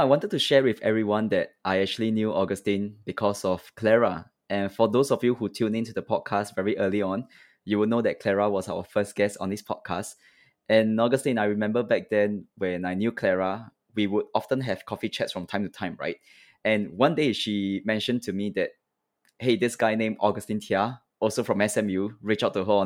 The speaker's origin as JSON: {"language": "English", "country": "Singapore", "said": "me being Singaporean, I speak English. I speak a little bit of Mandarin at home."}